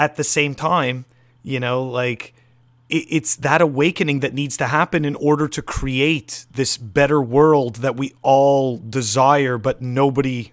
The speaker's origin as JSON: {"language": "English", "town": "Montreal", "region": "Quebec", "country": "Canada", "moved": "yes", "lives_now": "United States", "said": "I'm originally from Montreal"}